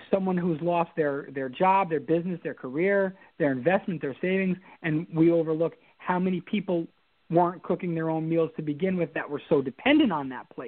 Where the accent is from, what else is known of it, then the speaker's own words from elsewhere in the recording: Albany, New York, United States; Well, um, I am born and raised in Albany. Um, I'm actually, I don't know if I'm a fifth or sixth generation Albany resident, and my my whole family's from Albany, and so Albany is it's it's in my blood.